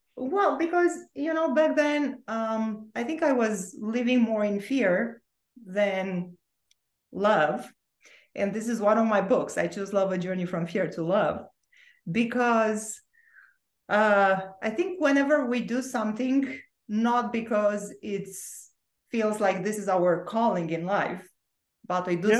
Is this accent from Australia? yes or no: no; Bucharest, Romania; English is a second language; also born or lived in Orange County, California; now in Sedona, United States; you can hear my accent and i have an accent because i was actually born and raised in romania so that part of my life was happening in romania in bucharest